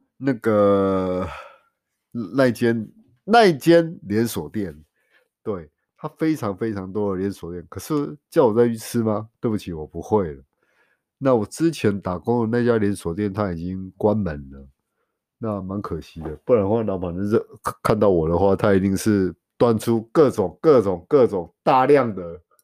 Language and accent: Chinese; Taiwan; 我们台湾人